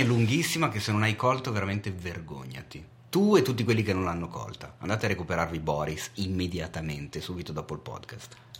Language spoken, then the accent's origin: Italian; Milan, Lombardy, Italy; da milanese